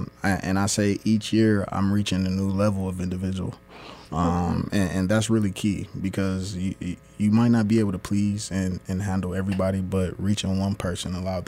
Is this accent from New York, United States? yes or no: no; Detroit, Michigan, United States; moved away as an adult; now in Lansing, United States; I'm originally from Detroit, in the northwest side of Detroit, Finkel and Myers area, where there isn't a lot of quote-unquote success there.